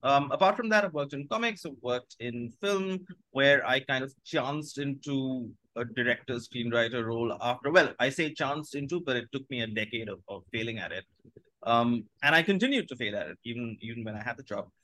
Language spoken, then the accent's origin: English; India; first language Bengali; English is a second language; growing up in Bengali